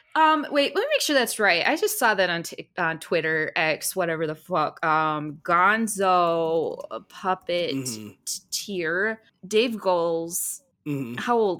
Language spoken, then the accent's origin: English; Michigan, United States; we're from Michigan.